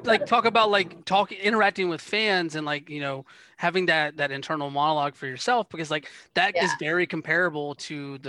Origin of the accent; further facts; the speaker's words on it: Georgia, United States; it reminded me of where I grew up in Georgia.